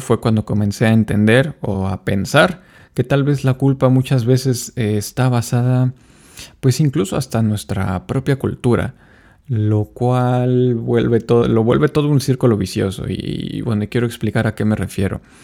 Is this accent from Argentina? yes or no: no; Mexico; como latinos y como mexicanos